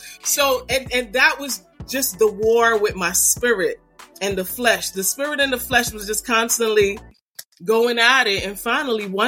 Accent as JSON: {"language": "English", "town": "New York City", "region": "New York", "country": "United States", "moved": "as an adult", "said": "I'm from Brooklyn and you know, I might no longer live in Brooklyn, but I live on the outskirts"}